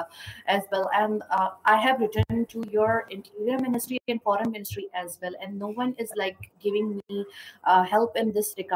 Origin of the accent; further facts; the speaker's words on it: Pakistan; as per Pakistani, we